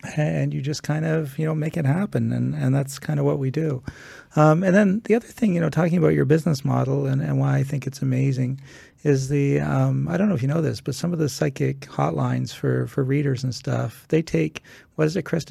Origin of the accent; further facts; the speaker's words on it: Canada; being home in Canada